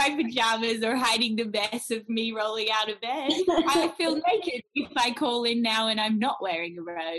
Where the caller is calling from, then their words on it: Melbourne, Victoria, Australia; From Melbourne, Australia.